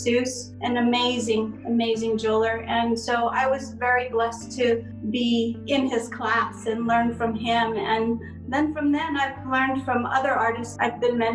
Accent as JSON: {"language": "English", "town": "Santo Domingo Pueblo", "region": "New Mexico", "country": "United States", "tie": "born or raised there", "said": "I grew up in Santo Domingo Pueblo."}